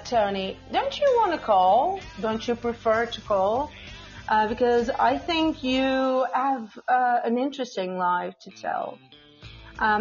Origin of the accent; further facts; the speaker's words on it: Portugal; first language Portuguese; English is a second language; I'm from Portugal. My main language is Portuguese. But I speak English